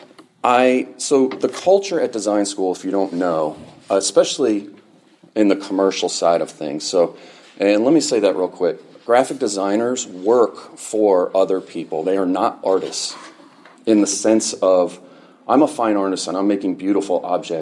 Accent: Fairfield, Connecticut, United States; I grew up in Fairfield, Connecticut, right down the road

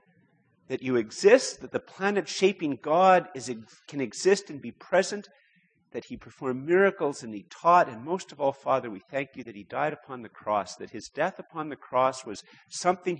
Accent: Canada; I'm a Canadian

